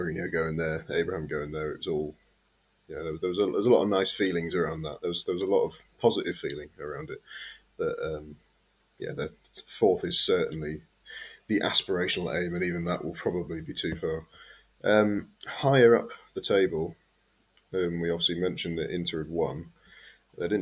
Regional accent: England, United Kingdom; me and Kev being English

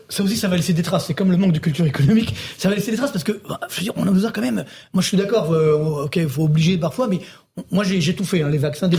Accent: Orly, Île-de-France, France; je viens de citer HLM d'Orly

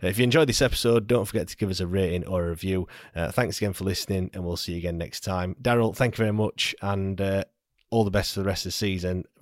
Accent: Sheffield, Yorkshire and the Humber, United Kingdom; We know, I know we're from Sheffield, but you know we've still

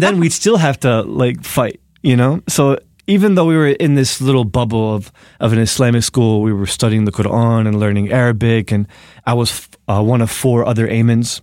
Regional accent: Newark, New Jersey, United States; born or raised there; also born or lived in Egypt (ancestry); now in New York City, United States

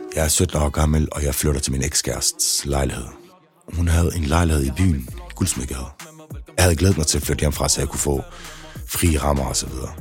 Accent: Aarhus, Central Denmark Region, Denmark; Trillegården, hvor jeg kommer fra, har altid været et lille sted

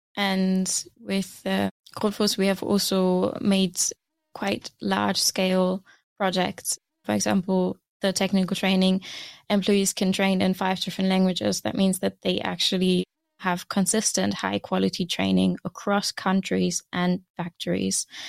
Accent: Germany; moved away as an adult; now in Aarhus, Denmark; I am originally from Germany, and I moved to Denmark to study

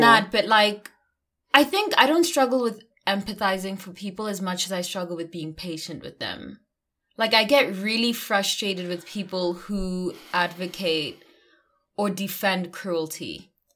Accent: South Africa; I'm South African

